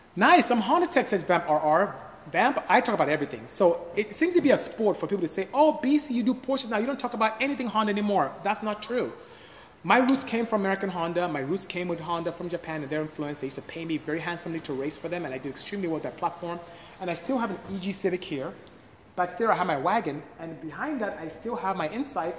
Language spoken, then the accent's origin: English; Nigeria; I'm Nigerian, West Africa